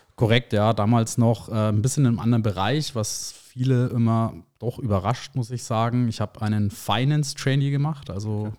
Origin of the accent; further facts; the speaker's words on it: Erlangen, Bavaria, Germany; gebürtig aus Erlangen, also ein waschechter Franke sozusagen, bin der Region auch immer treu geblieben